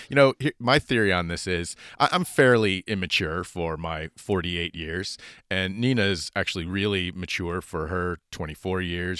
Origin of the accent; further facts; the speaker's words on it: United States; as an American